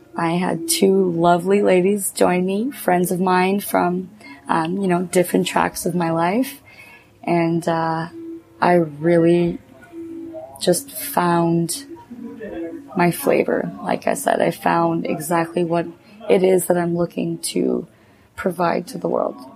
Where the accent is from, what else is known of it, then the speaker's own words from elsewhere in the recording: Cornwall, Ontario, Canada; moved away; I'm between Montreal and Ottawa